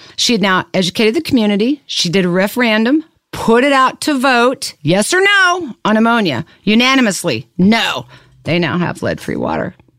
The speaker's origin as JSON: {"language": "English", "town": "Lawrence", "region": "Kansas", "country": "United States", "tie": "born or raised there", "said": "I'm from Kansas. I was born and raised in Lawrence"}